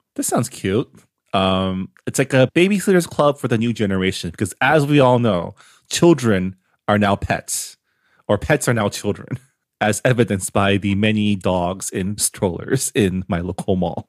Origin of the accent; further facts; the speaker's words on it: San Gabriel Valley, California, United States; growing up, uh, it's not the same now 'cause I moved away from the San Gabriel Valley